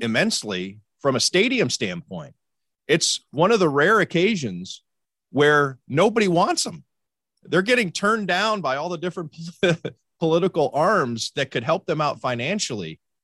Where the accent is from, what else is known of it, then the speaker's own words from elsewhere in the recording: Cleveland, Ohio, United States; moved away; I'm from Cleveland originally